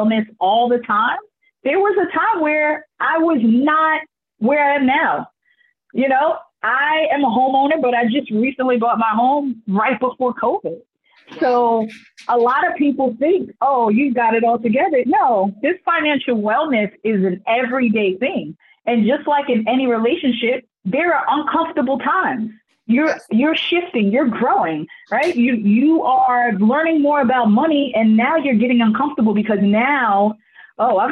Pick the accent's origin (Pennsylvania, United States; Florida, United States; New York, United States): New York, United States; growing up in New York